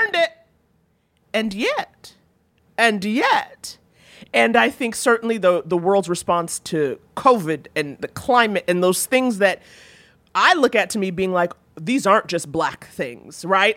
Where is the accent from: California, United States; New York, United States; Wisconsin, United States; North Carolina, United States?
New York, United States; I grew up in Harlem, you know, eighties, nineties Harlem